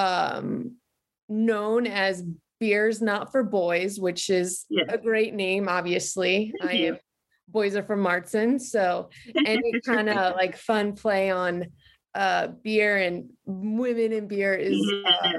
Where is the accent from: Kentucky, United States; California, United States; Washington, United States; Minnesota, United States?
Kentucky, United States; Covington; moved away; I am from Northern Kentucky, right out in Covington